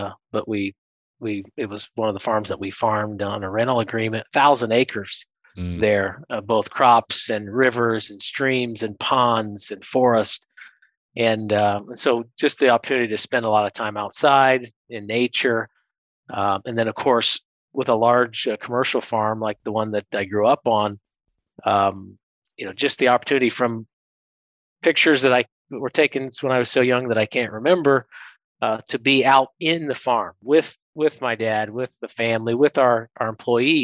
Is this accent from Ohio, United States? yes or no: yes; South Central Ohio, United States; moved away as an adult; I come from Southern Ohio, South Central Ohio, where my dad and uncle and family have had a couple generation corn, soybean, and wheat farm. And so agriculture is in our DNA. It's who we are. It's how we think. It's what we do. And so first 18 years of my life were really spent around the farm